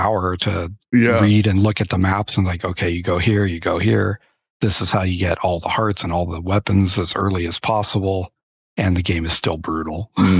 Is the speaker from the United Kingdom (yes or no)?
yes; England, United Kingdom; He's Chinese. I'm English.